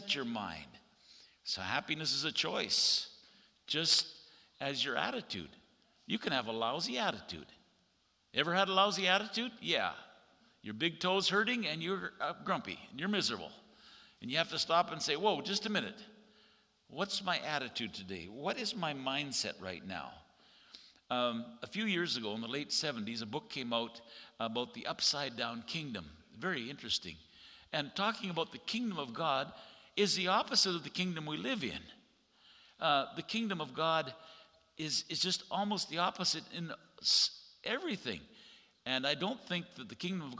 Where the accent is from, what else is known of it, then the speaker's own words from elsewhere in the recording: Canada; as a Canadian